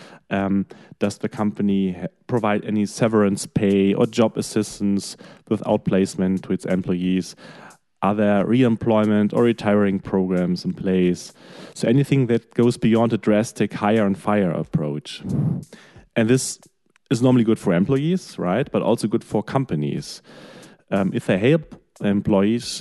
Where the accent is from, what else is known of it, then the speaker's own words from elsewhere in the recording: Germany; my home country, in Germany